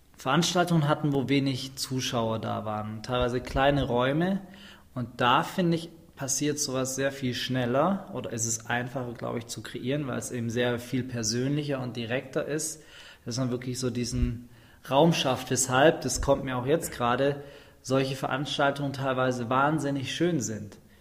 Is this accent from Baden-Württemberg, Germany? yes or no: yes; Schwäbisch Hall, Baden-Württemberg, Germany; ich komme aus dem schönen Schwäbisch Hall zwischen Stuttgart und Nürnberg